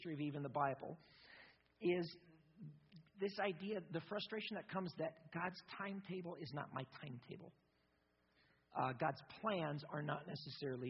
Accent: United States; I'm an American

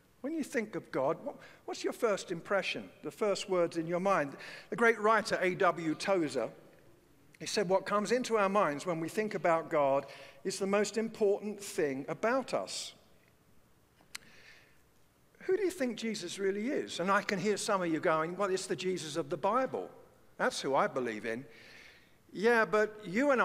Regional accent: London, United Kingdom; growing up in the East End of London

